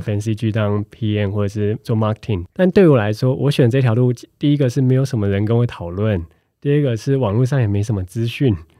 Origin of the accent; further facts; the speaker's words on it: Taiwan; 他们知道我从台湾来